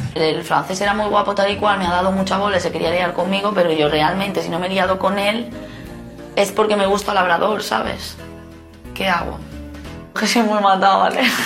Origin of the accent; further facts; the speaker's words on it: Benidorm, Valencian Community, Spain; yo soy una choni de Benidorm